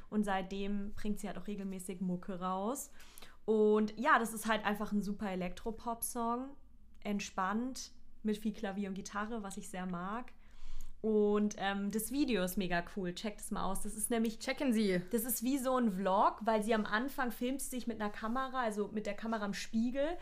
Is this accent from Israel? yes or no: no; near Offenburg, Baden-Württemberg, Germany; aus meiner Heimat in der Nähe zumindest.